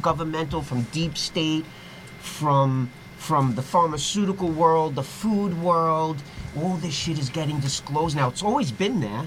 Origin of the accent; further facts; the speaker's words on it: New York City, New York, United States; growing up in the Lower East Side, growing up with the music shops, with the record shops